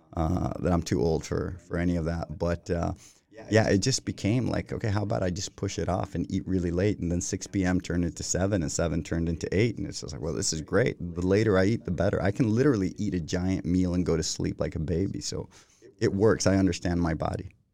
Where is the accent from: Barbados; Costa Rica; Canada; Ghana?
Costa Rica; first language Spanish; English is a second language; moved away as an adult; now in Sweden; I grew up in Costa Rica, went to school there. I didn't speak a word of English until I think I entered like the sixth grade